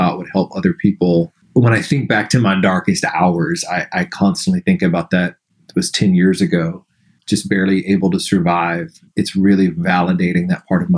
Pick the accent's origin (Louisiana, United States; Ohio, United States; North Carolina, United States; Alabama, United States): Alabama, United States; growing up in the South in Alabama